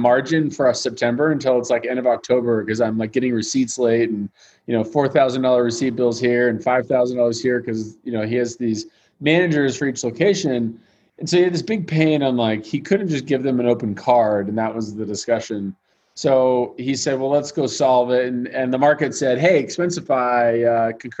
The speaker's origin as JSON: {"language": "English", "town": "Seattle", "region": "Washington", "country": "United States", "tie": "born or raised there", "also_born_or_lived": "Redmond, Washington", "moved": "as an adult", "lives_now": "Utah, United States", "said": "I grew up in Seattle, came to school here in Utah, which is where I'm at now"}